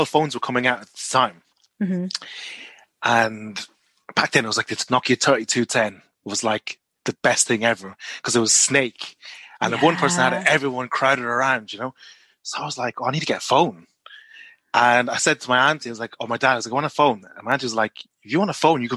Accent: Ireland; moved away as an adult; also born or lived in Malaysia; now in Nottingham, United Kingdom; I'm Chinese Malaysian, but I grew up in Ireland.

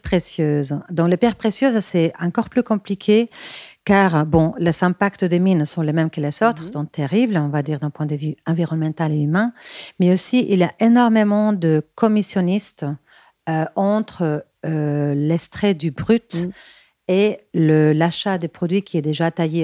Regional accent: Bilbao, Basque Country, Spain; French is a second language; moved away as an adult; now in Paris, France; je suis espagnole de Bilbao. Mais bon, je suis aussi parisienne car, car j'habite à Paris depuis. Euh, euh, presque 17 ans

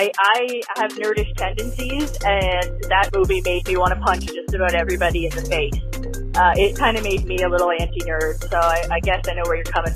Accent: Canada; Canada Day, which is our July 4th, is July 1st.

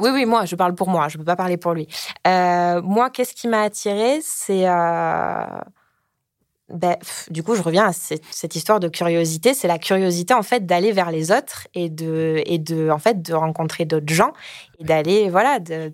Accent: south-west France, France; j'ai 29 ans, je viens du sud-ouest

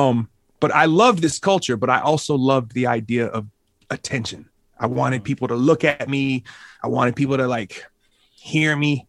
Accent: Minneapolis, Minnesota, United States; I grew up on the South Side, and as a younger kid, I didn't, I, I, I wasn't, I didn't have the opportunities to travel to Saint Paul or the north side

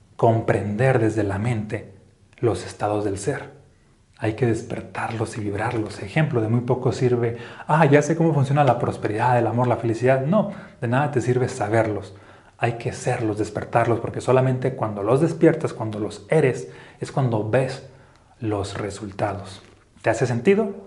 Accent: Mexico; now in Aguascalientes, Mexico; como un mexicano pienso

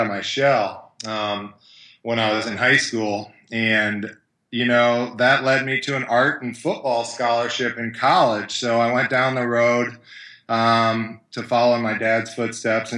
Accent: Kansas City, United States; I grew up in Kansas City, 1973, born to an NFL football player

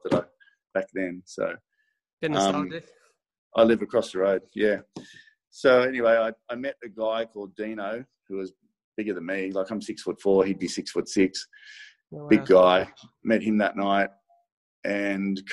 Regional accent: Sydney, New South Wales, Australia; I grew up in Maroubra, but then I moved into the city

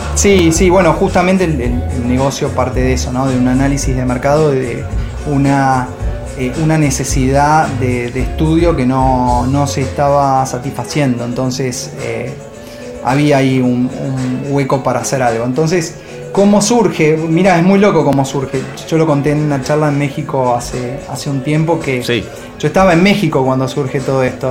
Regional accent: Argentina; also born or lived in Madrid, Spain

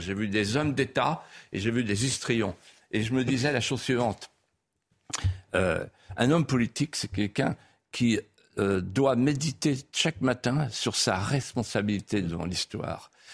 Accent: Vendée, Pays de la Loire, France; accent: Vendéen patois; first language Vendéen patois; French is a second language; ma langue maternelle, c'était le patois. Hmm. Et donc j'ai parlé la langue, le patois couramment jusqu'à 13 ans.

